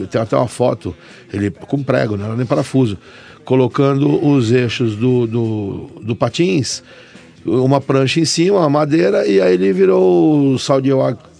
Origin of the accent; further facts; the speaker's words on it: São Bernardo do Campo, São Paulo, Brazil; Eu sou paulistano, né? Mas moro em São Bernardo desde pequenininho.